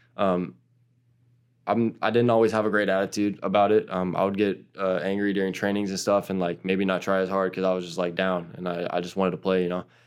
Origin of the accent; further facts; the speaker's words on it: United States; also born or lived in Portugal; now in New York, United States; my home country